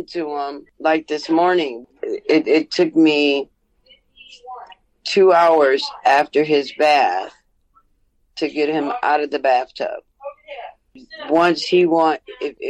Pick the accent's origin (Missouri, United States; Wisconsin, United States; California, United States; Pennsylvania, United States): Wisconsin, United States; we grew up in Wisconsin